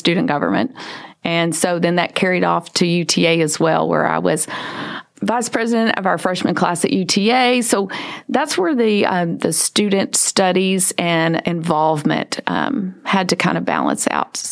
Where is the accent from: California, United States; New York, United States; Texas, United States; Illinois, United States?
Texas, United States; Arlington; also born or lived in Hico, Texas; now in Mansfield, United States; I was born in Hyco, Texas, but 6 months in, moved to Arlington. So basically was raised in Arlington, and then the last 15 years have been here in Mansfield.